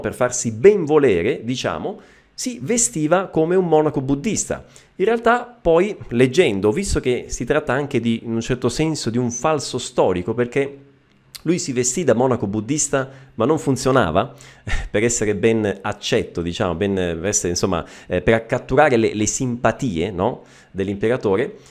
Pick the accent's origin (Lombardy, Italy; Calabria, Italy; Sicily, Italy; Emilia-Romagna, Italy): Sicily, Italy; Messina; anch'io sono eh, siciliano, io sono di Messina